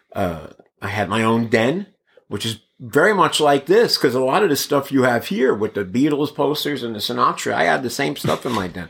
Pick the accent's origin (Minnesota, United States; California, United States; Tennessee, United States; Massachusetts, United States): California, United States; Bay Area; moved away as an adult; also born or lived in Brooklyn, New York; now in Mesa, United States; moved to the Bay Area and then moved here, uh, in ninety-seven